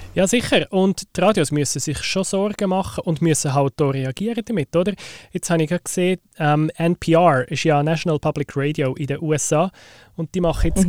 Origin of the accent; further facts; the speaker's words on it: Switzerland; Bei uns in der Schweiz